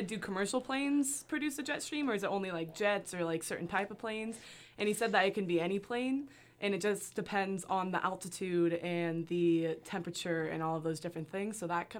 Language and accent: English; California, United States; I am from a very small town on the outskirts of the Bay Area in California.